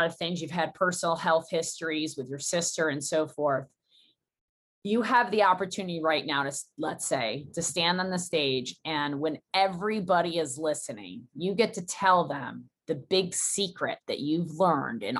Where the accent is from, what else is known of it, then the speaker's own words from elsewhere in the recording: United States; I'm so American